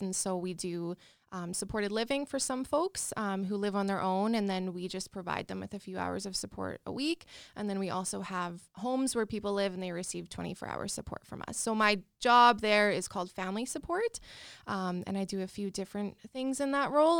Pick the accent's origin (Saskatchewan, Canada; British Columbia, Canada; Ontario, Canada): Saskatchewan, Canada; Regina; also born or lived in Calgary; I'm born and raised in Regina